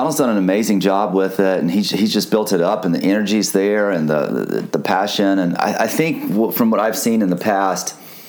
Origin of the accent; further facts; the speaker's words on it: Midwest, United States; moved away as an adult; also born or lived in Hermosa Beach area, California; now in Hermosa Beach, United States; And I've lived here for 4 years, I'm from the Midwest